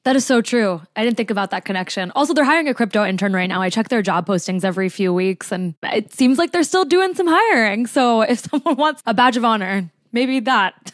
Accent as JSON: {"language": "English", "region": "New Jersey", "country": "United States", "tie": "born or raised there", "said": "my home state"}